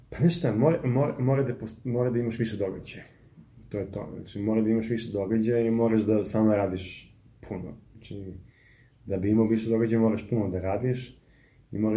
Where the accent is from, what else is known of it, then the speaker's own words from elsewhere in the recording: Serbia; Kod nas u Srbiji